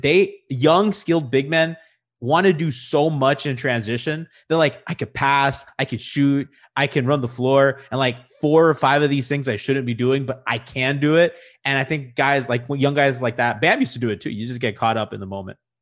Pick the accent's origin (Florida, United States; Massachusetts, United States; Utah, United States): Florida, United States; Miami; Kendall's the neighborhood where I grew up in Miami